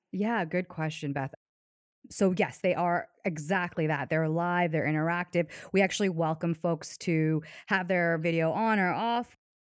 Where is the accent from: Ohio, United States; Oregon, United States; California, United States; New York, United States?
Ohio, United States; Hudson; a company called Joann Fabrics, which, if you live in the U S, you're, I'm sure you're aware of that, that company, and they're headquartered in my, in my hometown